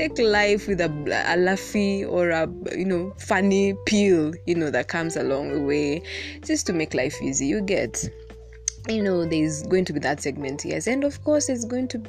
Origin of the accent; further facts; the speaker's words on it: Kenya; Being Kenyan is already complicated